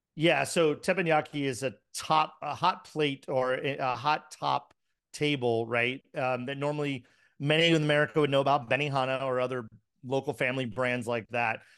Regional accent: Miami, Florida, United States; I grew up in the seventies and early eighties. So, you know, and I'm from Miami

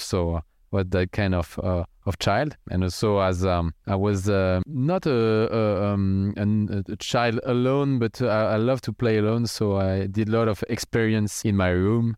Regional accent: near Strasbourg, Grand Est, France; I grew up in France, in the countryside, near a city called Strasbourg.

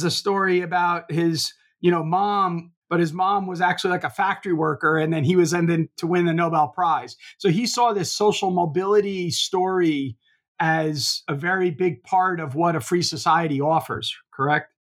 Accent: Clark, New Jersey, United States; also born or lived in Rahway, New Jersey; I grew up in the town right adjacent to Rahway, uh, Clark, New Jersey

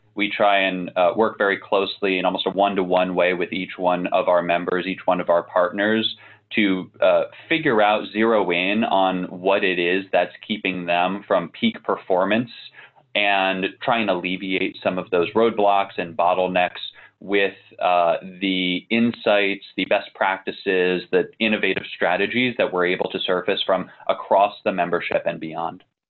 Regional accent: Northern Virginia, United States; also born or lived in New Jersey; I grew up a little bit in New Jersey, primarily in Northern Virginia.

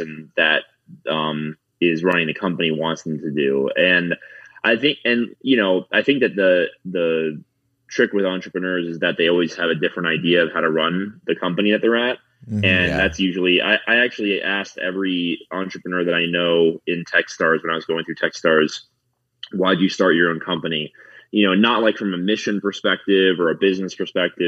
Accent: South Florida, United States; now in Denver, United States; I live in Denver, Colorado. I'm from South Florida originally.

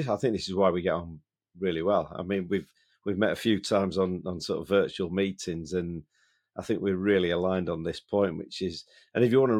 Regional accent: Yorkshire and the Humber, United Kingdom; because I'm from Yorkshire, so I'm naturally cynical

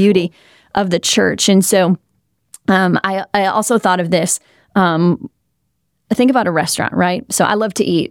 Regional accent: Wisconsin, United States; also born or lived in Southern California; now in South Florida, United States; I grew up in Wisconsin. I lived for four years in Southern California. Now I'm here in South Florida

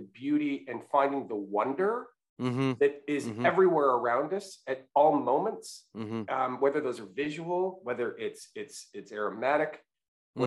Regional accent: Western Canada, Canada; moved away as an adult; now in United States; I grew up in Western Canada

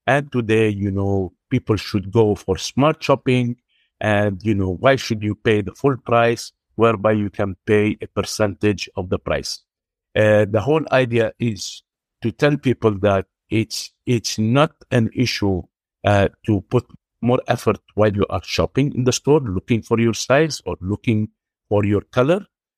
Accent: Beirut, Beirut Governorate, Lebanon; now in Dubai, United Arab Emirates; We started in 1996 in Beirut. Me and my partner, we are both Lebanese. We were raised in Beirut.

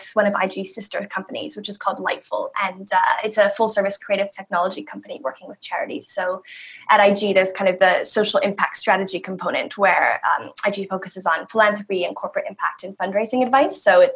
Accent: Toronto, Ontario, Canada; moved away as an adult; also born or lived in New York; I grew up in Canada in Toronto

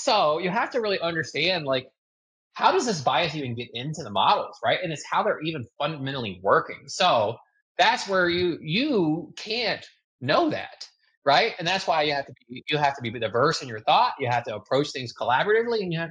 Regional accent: United States; I'm American

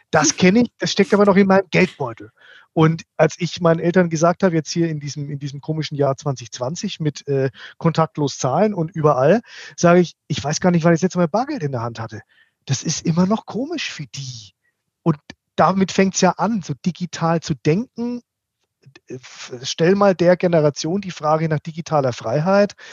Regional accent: Bavaria, Germany; ich bin ja eigentlich Franke, also ich, ich

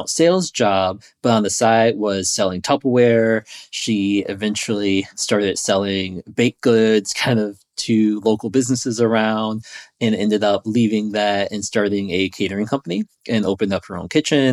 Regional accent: Chicago, Illinois, United States; I was born in Chicago, Illinois, in the city there, and spent most of my life being raised

